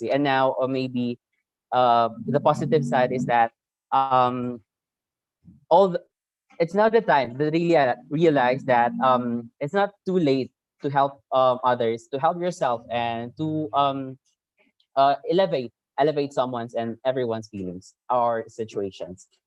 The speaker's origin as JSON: {"language": "Tagalog", "area": "Maranao", "region": "Mindanao", "country": "Philippines", "said": "me as a Maranao"}